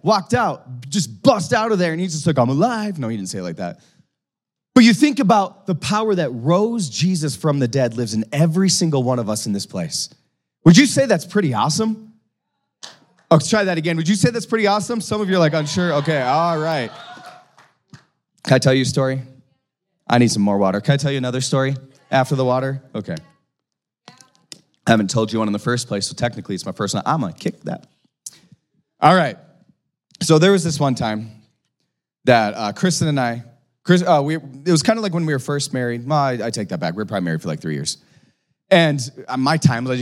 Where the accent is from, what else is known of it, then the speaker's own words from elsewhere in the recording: North Dakota, United States; accent: North Dakota; my North Dakota accent